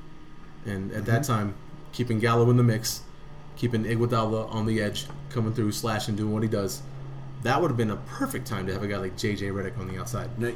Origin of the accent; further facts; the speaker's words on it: Denver, Colorado, United States; We're from Denver.